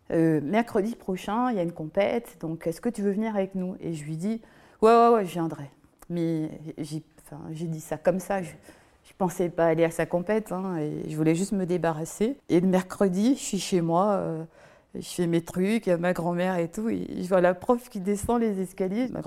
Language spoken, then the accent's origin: French; Basse-Terre, Guadeloupe, France; Je viens de Basse-Terre, en Guadeloupe. C'est un endroit où tout le monde se connaît.